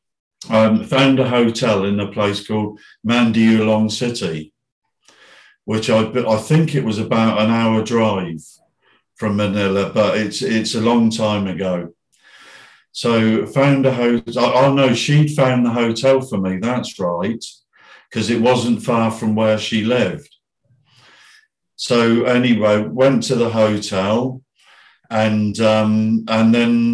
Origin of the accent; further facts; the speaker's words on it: Bournemouth, South West England, United Kingdom; also born or lived in Philippines; my hometown in Bournemouth